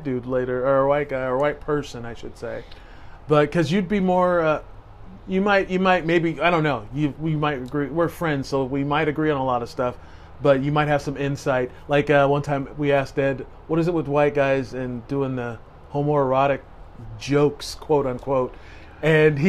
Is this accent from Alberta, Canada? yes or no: no; Vancouver, British Columbia, Canada; growing up in Vancouver and being the only white black guy in an all white area.